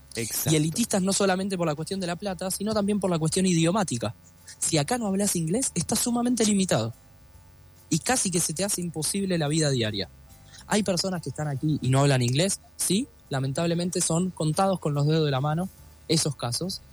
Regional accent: Argentina

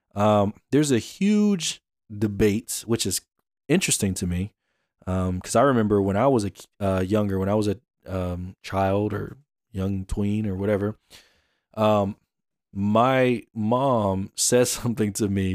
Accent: Atlanta, Georgia, United States; I'm from Atlanta

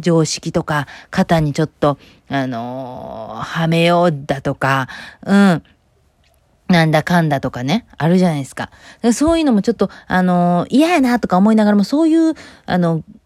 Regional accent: Takasago, Hyogo, Japan; moved away as an adult; also born or lived in Kobe; now in United States; 神戸で生まれたけど、兵庫県高砂市っていうね、あの、播州で育ってね

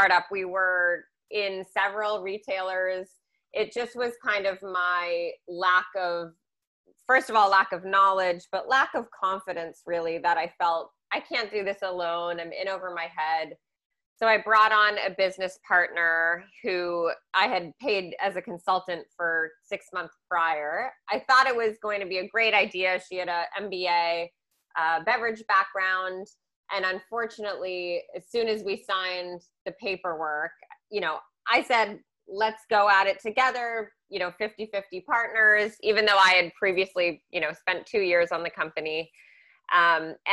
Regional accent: Newton, Massachusetts, United States; also born or lived in Milton, Massachusetts; I grew up in Newton, Massachusetts, the West Edge

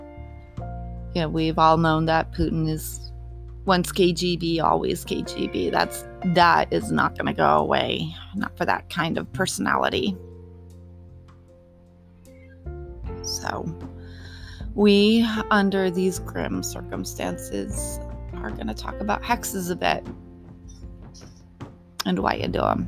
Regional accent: United States; as an American

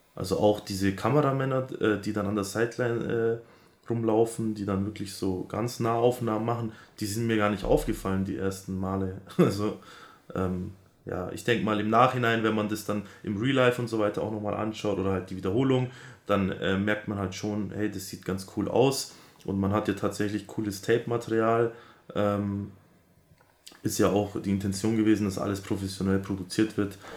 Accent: Augsburg, Bavaria, Germany; da ich ja aus Augsburg bin, also aus Bayern

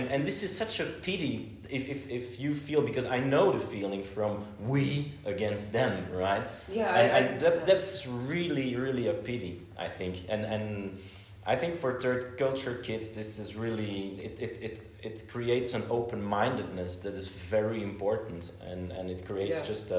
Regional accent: Flanders, Belgium; first language Dutch; English is a second language; Well, I think Dutch or Flemish is still my mother tongue, so this is probably the language I speak the best.

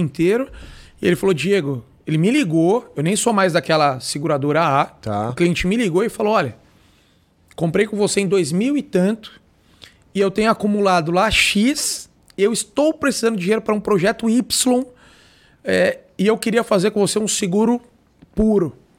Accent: Brazil; nós não fomos criados com essa cultura no Brasil

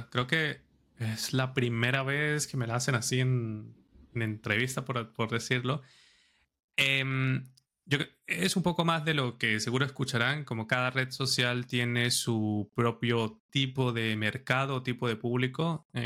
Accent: San Cristóbal, Táchira, Venezuela; now in Madrid, Spain; Yo soy de San Cristóbal, del estado Táchira. Es una ciudad, bueno, el que conoce Venezuela es frontera con Colombia.

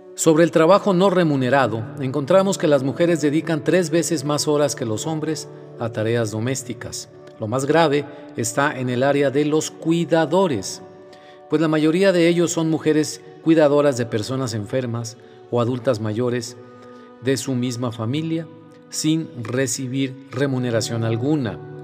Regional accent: Mexico; en mi país, en México

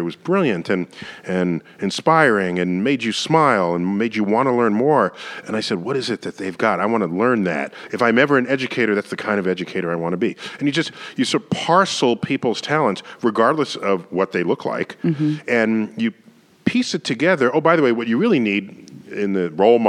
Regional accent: New York City, New York, United States; as a boy growing up in the Bronx

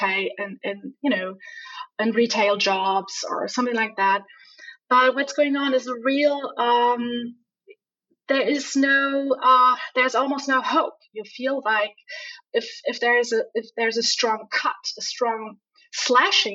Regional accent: Hamburg, Germany; moved away as an adult; I'm from Hamburg.

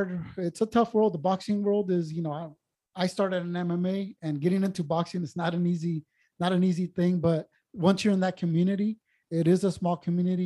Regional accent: San Diego, California, United States; being from San Diego

